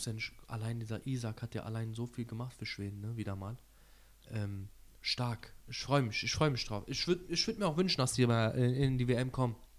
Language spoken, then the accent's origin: German; Turkey; als Türke